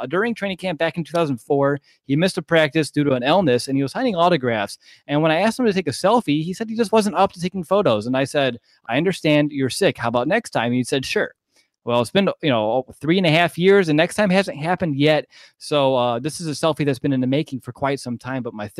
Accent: Indiana, United States; I'm from Indiana.

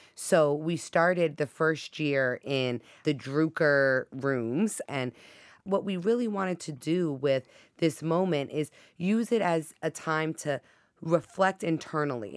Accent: Hawaii, United States; now in Boston, United States; growing up in Hawaii

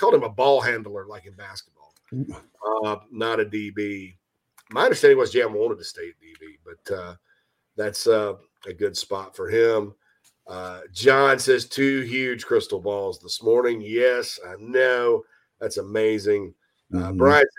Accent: Thailand; I'm from Thailand. Oh, it's all the same thing.

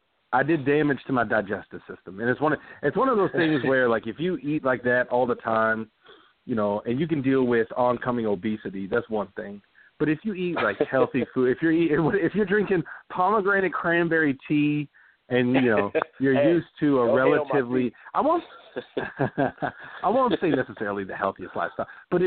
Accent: Dallas, Texas, United States; If anybody confused, I'm from Dallas, Texas.

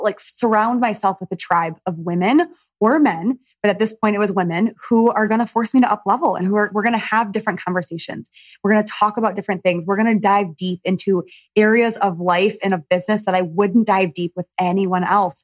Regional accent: Michigan, United States; you and I have something in common where we're from Michigan

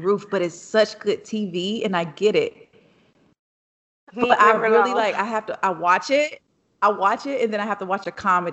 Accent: the South, United States; I grew up in the South. I grew up in the country hood

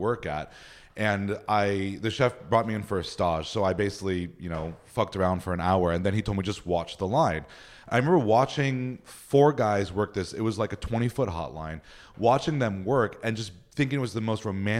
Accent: Upland, California, United States; In Upland, California.

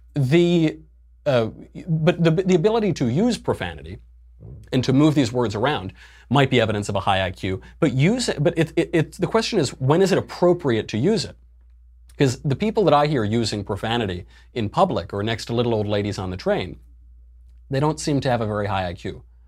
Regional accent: Bedford Hills, New York, United States; my hometown, one town over, Bedford Hills

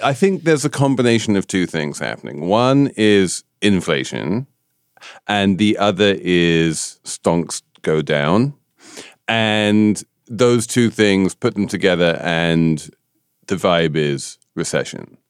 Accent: United Kingdom; I'm a Brit

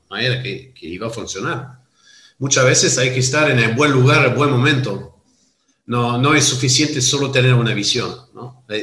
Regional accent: Stellenbosch, Western Cape, South Africa; born there; also born or lived in Rustenberg; Y yo nací en Sudáfrica. Nací en una propiedad que se llama Rustenberg en Stellenbosch. Stellenbosch es el Mendoza

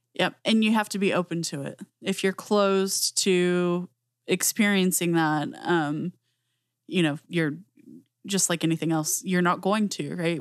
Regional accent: Southwest US, United States; I grew up in the Southwest U S

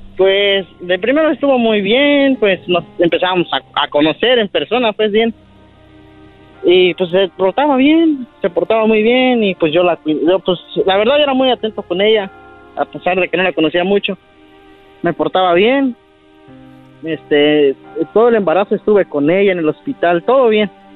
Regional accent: Puruándiro, Michoacán, Mexico; now in United States; nací, en, en, Puruándiro, Michoacán

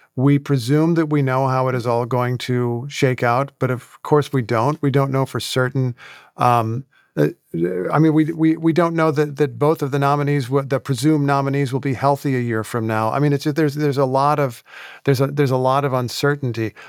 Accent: Indiana, United States; moved away; I grew up in Indiana

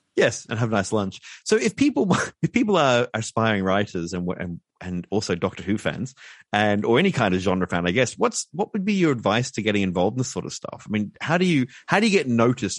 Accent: Brisbane, Queensland, Australia; my hometown of Brisbane, Queensland

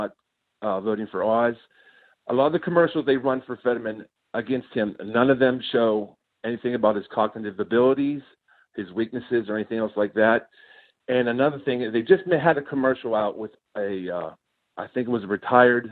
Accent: Rochester, Pennsylvania, United States; I'm from Beaver County, Rochester, about 30 miles outside of Pittsburgh

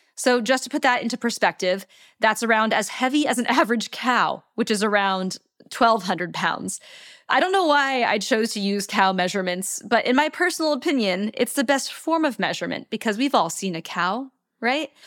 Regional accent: United States; my home country, the United States of America

